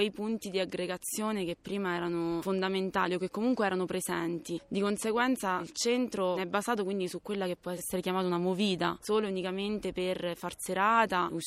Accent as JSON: {"language": "Italian", "town": "L'Aquila", "region": "Abruzzo", "country": "Italy", "said": "Io sono aquilana, me ne voglio andare e vedo gente che continua a venire all'Aquila."}